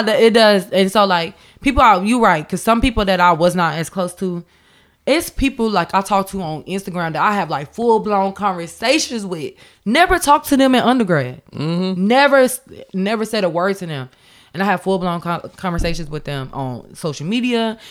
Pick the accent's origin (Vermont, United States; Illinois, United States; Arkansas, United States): Illinois, United States; Champaign; I'm from Champaign